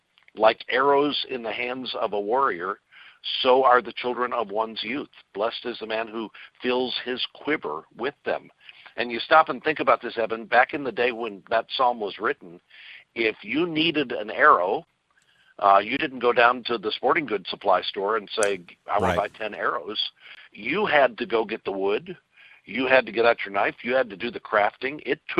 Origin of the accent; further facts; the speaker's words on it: Kirkwood, Missouri, United States; Well, I grew up in Kirkwood, Missouri.